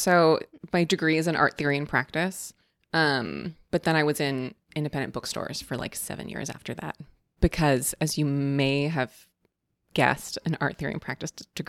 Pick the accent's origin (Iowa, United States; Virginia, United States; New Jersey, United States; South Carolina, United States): Iowa, United States; Des Moines; moved away as an adult; also born or lived in Evanston, Illinois / Austin, Texas; now in Chicago, United States; So I'm from Des Moines, Iowa originally, which is how I know Mike and Raygun, formerly Smash. I left Des Moines to go to Northwestern and get my art degree